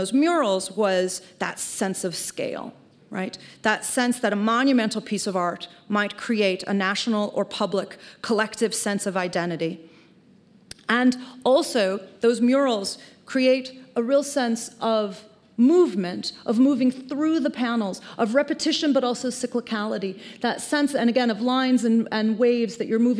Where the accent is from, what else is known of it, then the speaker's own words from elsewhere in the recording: Chicago, Illinois, United States; Chicago, which is my hometown